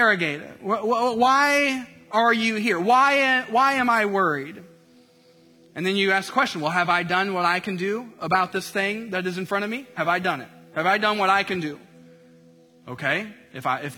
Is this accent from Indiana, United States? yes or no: yes; Indiana, United States; I grew up in Indiana